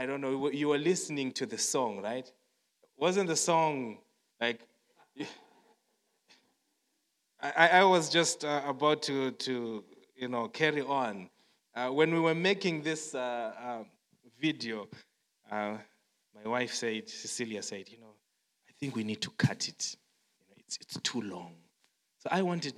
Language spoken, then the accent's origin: English; Zimbabwe; moved away as an adult; now in South Africa; growing up in Zimbabwe, I'm from Zimbabwe and we work in South Africa